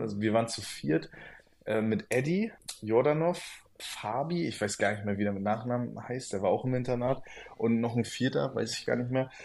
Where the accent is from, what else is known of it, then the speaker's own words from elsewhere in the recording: Stralsund, Mecklenburg-Vorpommern, Germany; also born or lived in Rostock; now in Berlin, Germany; gebürtig bin ich ja aus Strasund